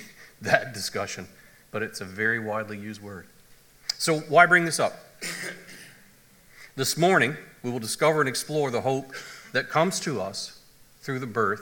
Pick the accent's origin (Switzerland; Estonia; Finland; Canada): Canada; moved away; I come from the Anglican church, the Episcopalian church back in Canada